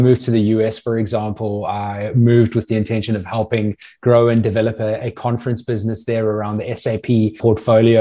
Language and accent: English; South Africa; moved away as an adult; also born or lived in Natal Midlands / Cape Town / United States; now in Sydney, Australia; I grew up in South Africa, went to boarding school in the Natal Midlands